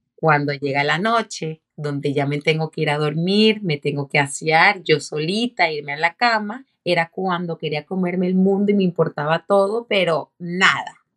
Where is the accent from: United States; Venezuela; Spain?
Venezuela; como decimos en Venezuela